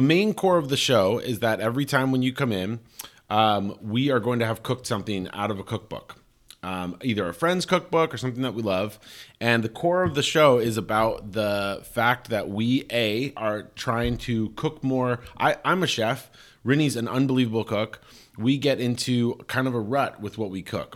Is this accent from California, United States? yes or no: no; Colorado Springs, Colorado, United States; New Life Church in my hometown, you know, is the big, uh, like, Focus on the Family, New Life Church, the biggest evangelical Christian community in the world, in Colorado Springs